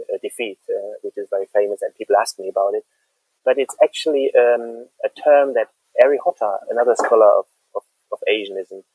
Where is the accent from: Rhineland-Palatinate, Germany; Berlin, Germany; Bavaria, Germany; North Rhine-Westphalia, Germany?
Rhineland-Palatinate, Germany; Mainz; moved away as an adult; I spent the first about 24 years of my life living in and near Mainz, a city at the Rhine River in Western Germany, not too far from Frankfurt